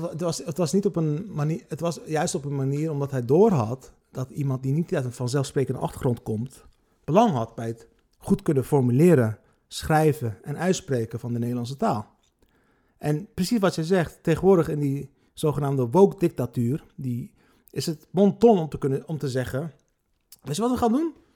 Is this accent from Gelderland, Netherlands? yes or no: no; Rotterdam, South Holland, Netherlands; ik ben opgegroeid in Rotterdam-Lombardij, de armste wijk van Rotterdam.